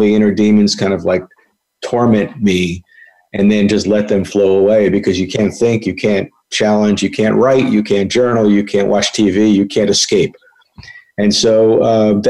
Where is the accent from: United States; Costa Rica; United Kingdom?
United States; Long Island, New York; I grew up in New York on Long Island, you know, to a typical Long Island neurotic Jewish dysfunctional family